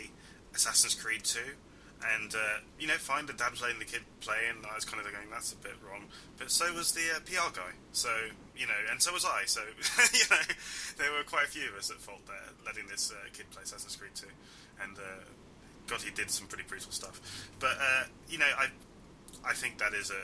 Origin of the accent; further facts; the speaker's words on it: United Kingdom; also born or lived in Iraq; speaking as a British Iraqi